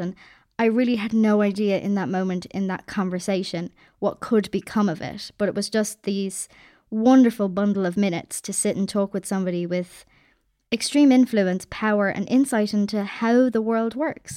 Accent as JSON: {"language": "English", "country": "Ireland", "also_born_or_lived": "Dublin", "said": "I'm Irish"}